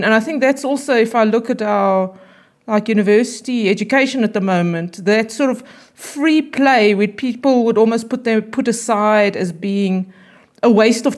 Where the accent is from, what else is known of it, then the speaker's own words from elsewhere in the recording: Bloemfontein, Free State, South Africa; also born or lived in United States; I was born in Bloemfontein. I grew up in Bloemfontein, and I went to school here, and then I went to university here